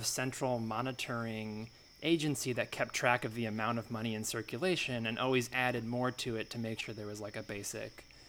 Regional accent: Oakland, California, United States; I'm from Oakland.

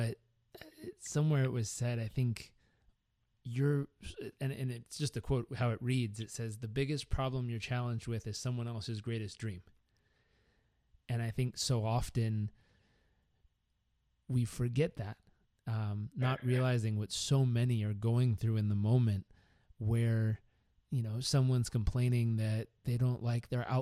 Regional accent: Southern California, United States; growing up in Southern California

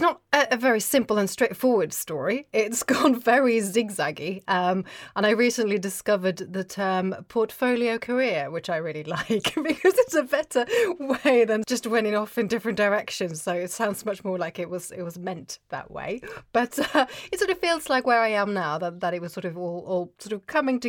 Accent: Oslo, Norway; English is a second language; I grew up in Norway, in Oslo, and there was no archaeology on TV.

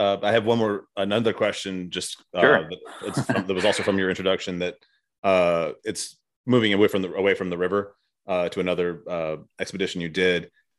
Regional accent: Arizona, United States; now in Tennessee, United States; So I was born in Arizona, and then, you know, now I live in Tennessee. I've always lived in very warm weather places.

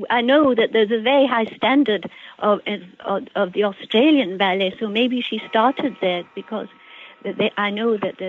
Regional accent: England, United Kingdom; moved away; also born or lived in Canada / Houston; I was born in England

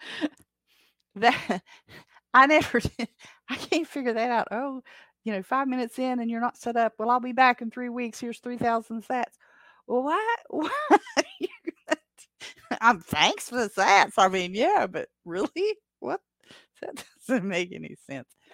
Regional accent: Appalachia, United States; I am from the Appalachians

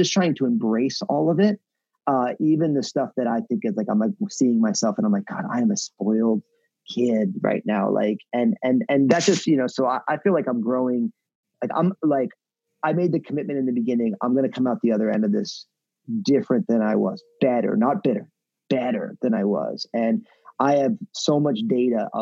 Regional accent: New Jersey, United States; moved away as an adult; also born or lived in San Francisco Bay Area; now in Portland, United States; my home state of New Jersey

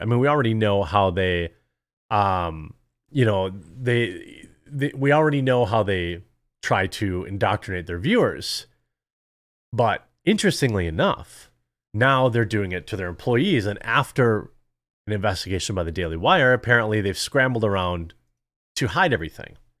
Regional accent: Wisconsin, United States; I'm from Wisconsin in America.

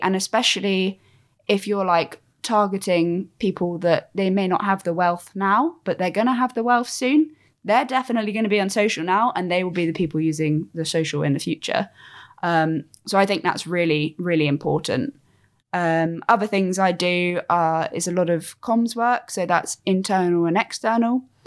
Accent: Cornwall, South West England, United Kingdom; I'm from Cornwall

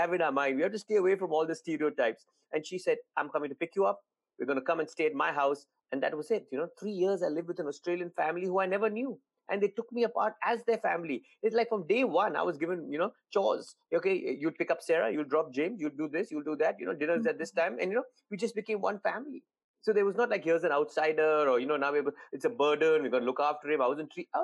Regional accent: India; moved away; being Indian

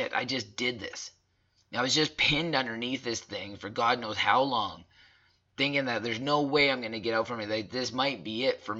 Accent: Southern Alberta, Canada; growing up in Southern Alberta

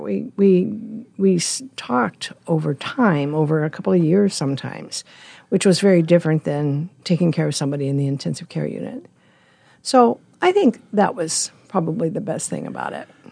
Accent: Lincoln, Nebraska, United States; moved away as an adult; also born or lived in Colorado Springs / San Diego / Northern California; now in Omaha, United States; My parents moved to Lincoln when I was a baby, and I was raised there

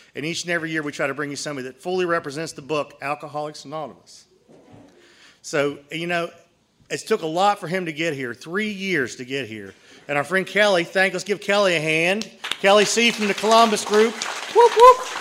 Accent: just outside of Belfast, Northern Ireland, United Kingdom; moved away; I'm from Ireland, Northern Ireland. I grew up just outside of Belfast.

